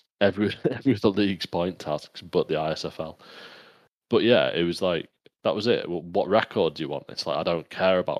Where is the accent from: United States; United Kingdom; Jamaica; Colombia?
United Kingdom; England; I'm English